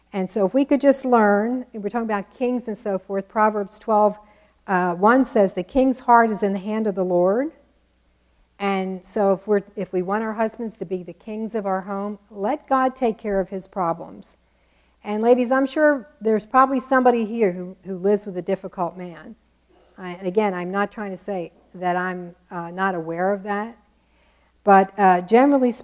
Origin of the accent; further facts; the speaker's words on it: New Jersey, United States; accent: Jersey; my Jersey accent